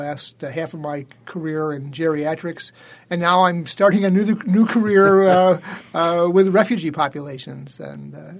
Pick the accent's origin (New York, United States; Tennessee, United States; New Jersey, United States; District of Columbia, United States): New York, United States; Tonawanda; also born or lived in Syracuse; I grew up in Tonawanda.